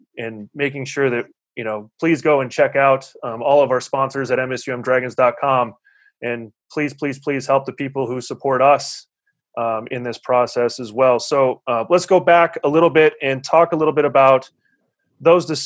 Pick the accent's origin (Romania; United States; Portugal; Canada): United States; Huron, South Dakota; growing up, I'm from Huron, South Dakota